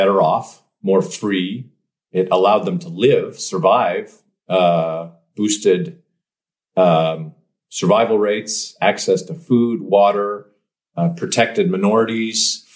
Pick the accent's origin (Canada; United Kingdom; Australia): Canada; Western Canada; now in Portland, United States; ended up here in beautiful Portland, since I'm from Western Canada.